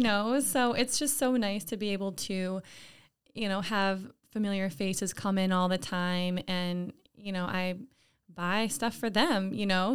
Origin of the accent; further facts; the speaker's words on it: Lake George, New York, United States; I'm from Lake George, not too far away